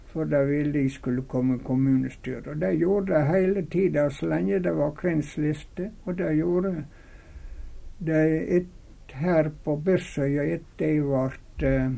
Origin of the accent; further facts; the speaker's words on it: Runde, Møre og Romsdal, Norway; moved away as an adult; now in Fosnavåg, Norway; Og så var jeg veldig glad i heimbygda mi, så det kunne tenkes at det jeg ville lagt inn på og bygd på Runde